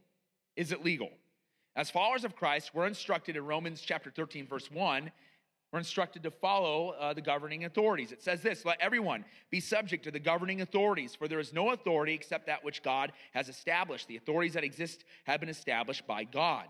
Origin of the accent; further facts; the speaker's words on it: United States; as an American